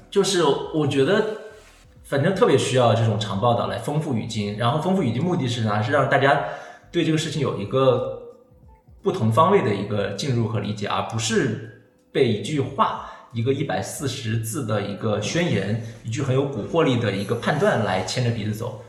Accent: Hunan, China; 我是湖南人

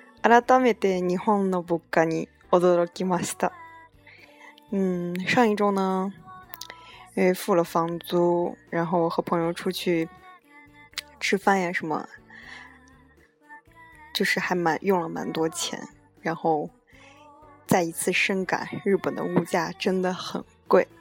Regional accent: China; now in Japan; 真的还对欧美人来说都非常贵，更何况是对我们中国人来说呢，一样的贵了。

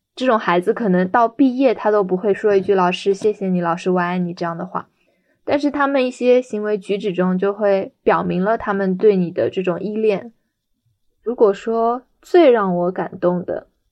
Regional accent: Shanghai, China; 二十七岁。我在上海担任一名特殊教育教师。我是土生土长的上海人

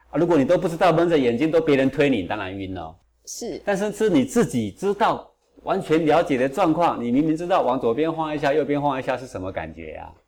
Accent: Taiwan; 我是这个六二年出生的嘛。出生的时候呢，台湾物资还是非常缺乏

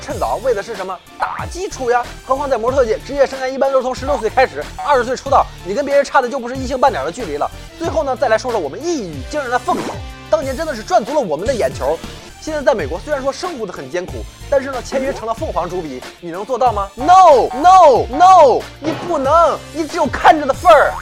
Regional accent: Pingdingshan, Henan, China; 我们河南的老乡啊，都是拼命扇的

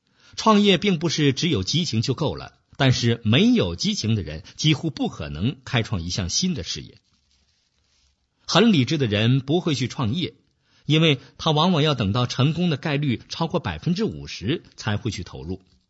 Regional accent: China; moved away as an adult; 我们这一代人是成长在中国计划经济体制下的一代，没有市场经济的概念，赚钱是一件不光荣的事情。我是在去美国留学以后，才开始逐渐明白市场的概念

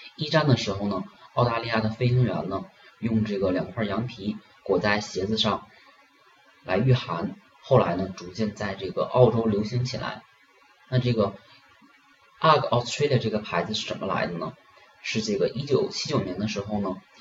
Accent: China; 我们中国人呢

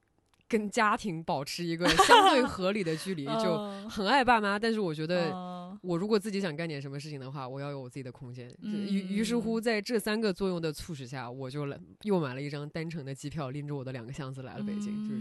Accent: Shenzhen, Guangdong, China; 土生土长的深圳人，对我是一个，我是。呃，可能跟大部分深圳人都比较类

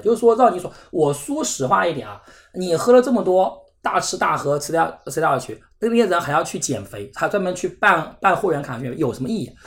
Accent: Zhejiang, China; 像我们浙江这边一本录取率大概百分之十三

